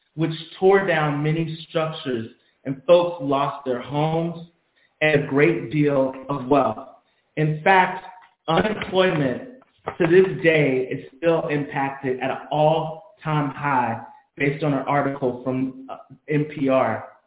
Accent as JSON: {"language": "English", "region": "Virginia", "country": "United States", "tie": "born or raised there", "said": "the capital city of my home state"}